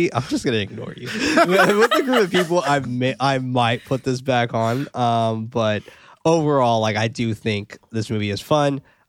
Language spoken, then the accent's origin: English; Australia; Yeah, see? Told you I'm Australian, dude.